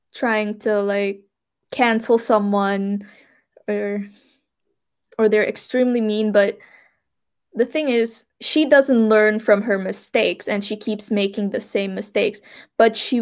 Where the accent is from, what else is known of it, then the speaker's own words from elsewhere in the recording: Suriname; moved away as an adult; I'm from Suriname